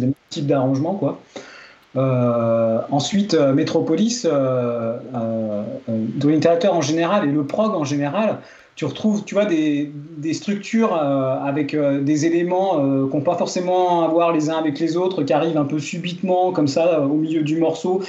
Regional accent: Drôme, Auvergne-Rhône-Alpes, France; Puisque je suis originaire de la Drôme, c'est là que j'habite

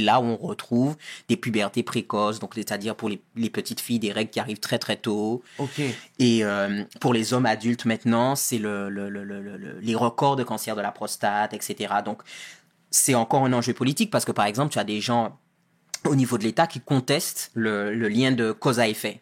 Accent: Guadeloupe; moved away as an adult; also born or lived in Paris, France / Marseille, France; now in United States; j'ai grandi en Guadeloupe jusqu'à deux ans après le bac

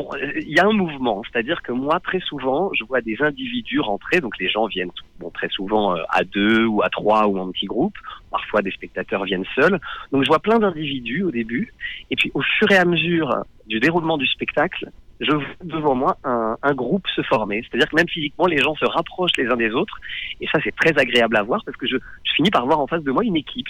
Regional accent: Nord-Pas-de-Calais, Hauts-de-France, France; j'ai passé mon enfance dans le Nord-Pas-de-Calais

